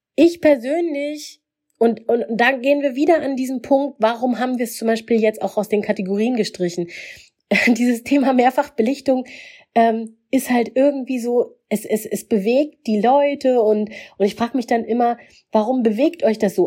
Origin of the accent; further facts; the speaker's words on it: Mecklenburg-Vorpommern, Germany; ich bin in Mecklenburg aufgewachsen